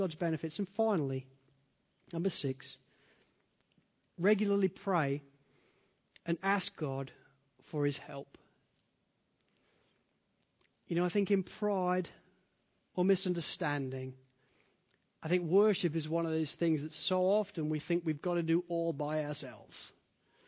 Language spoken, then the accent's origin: English; United Kingdom; now in United States; as a Brit because we specialize in it. You know, Poms, we are whinging Poms for a reason. I remember when I first arrived in America